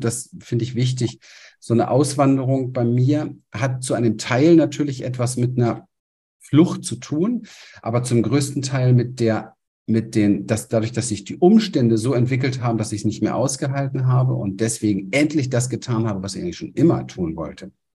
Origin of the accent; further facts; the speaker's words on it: Berlin, Germany; moved away as an adult; now in Panama; ich komme aus der Gosse von Berlin, aus dem Hinterhof